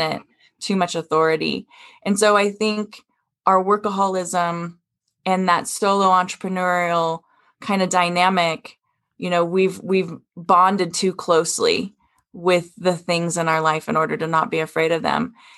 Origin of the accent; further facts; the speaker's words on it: Wyoming, United States; I come from Wyoming